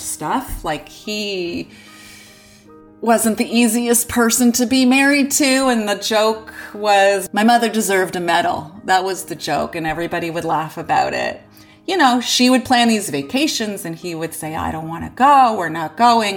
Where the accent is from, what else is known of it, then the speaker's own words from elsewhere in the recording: Unionville, Ontario, Canada; we grew up in Unionville